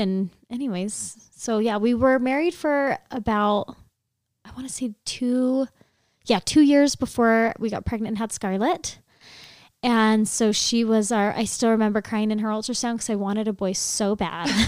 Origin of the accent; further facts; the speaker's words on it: Sacramento, California, United States; moved away as an adult; now in Utah, United States; I'm from the Sacramento area, and I moved out here for school